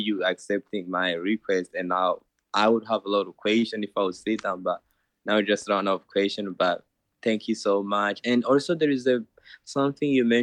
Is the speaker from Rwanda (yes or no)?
yes; Rwanda; now in United States; I'm originally from Rwanda